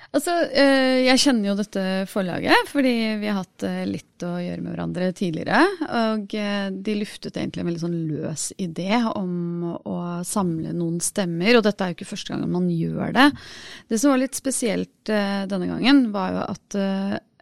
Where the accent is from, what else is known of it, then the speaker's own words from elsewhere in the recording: Norway; Vi må liksom si at vi er enten norske eller norsk-indiske